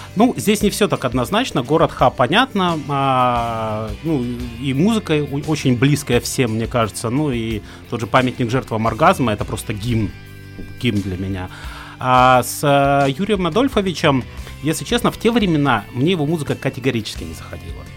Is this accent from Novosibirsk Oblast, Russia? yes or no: no; Khabarovsk, Khabarovsk Krai, Russia; moved away as an adult; я родился, учился, женился в Хабаровске